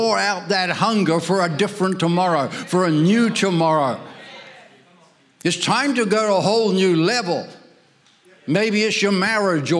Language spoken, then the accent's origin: English; Ireland; I'm Irish, I was born there